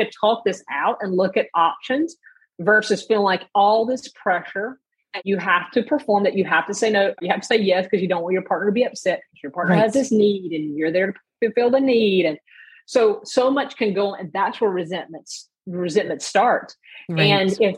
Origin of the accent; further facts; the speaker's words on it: the South, United States; I was raised in the South